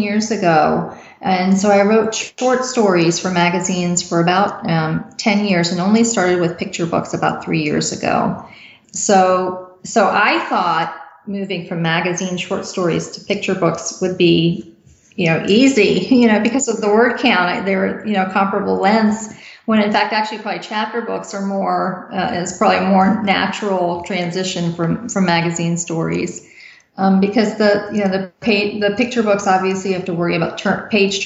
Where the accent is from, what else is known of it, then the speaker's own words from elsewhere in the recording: United States; I was born and raised in the United States